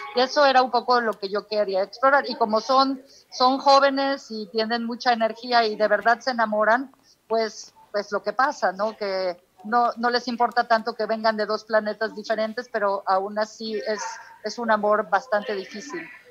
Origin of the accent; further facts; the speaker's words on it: Mexico; moved away as an adult; now in United States; yo soy de aquí de México, viví aquí, crecí toda mi vida, pero eh, actualmente radico en Estados Unidos